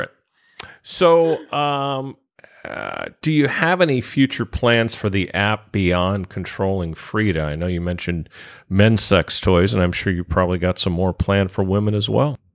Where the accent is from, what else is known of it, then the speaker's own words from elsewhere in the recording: California, United States; I come from California